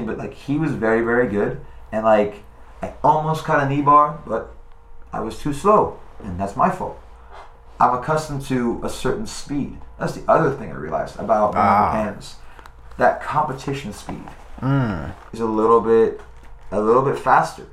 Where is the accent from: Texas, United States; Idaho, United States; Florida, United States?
Florida, United States; Boca Raton; from my hometown, from Boca Raton, Florida